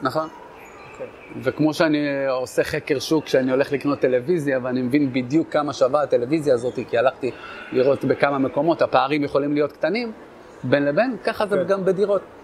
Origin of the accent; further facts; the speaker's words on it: Netanya, Central District, Israel; moved away; also born or lived in Kiryat Shmona; אני במקור מנתניה